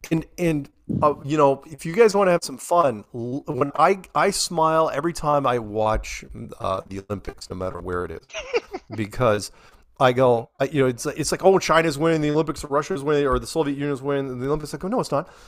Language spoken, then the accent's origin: English; United Kingdom; It's like, because we're British.